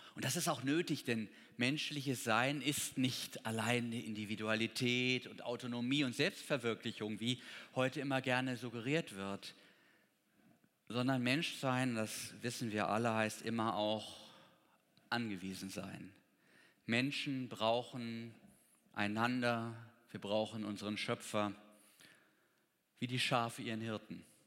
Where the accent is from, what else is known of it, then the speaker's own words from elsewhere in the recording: Potsdam, Brandenburg, Germany; Ich komme ja aus Potsdam